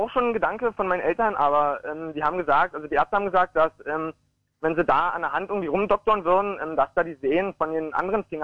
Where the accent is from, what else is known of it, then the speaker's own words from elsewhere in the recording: Guben, Brandenburg, Germany; also wie schon gesagt, ich komme aus Guben